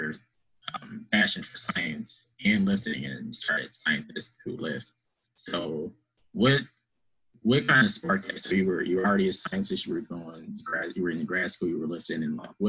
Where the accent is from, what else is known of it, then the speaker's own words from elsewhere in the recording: Philadelphia, Pennsylvania, United States; moved away as an adult; now in Georgia, United States; I'm from Philly. So like, I moved down here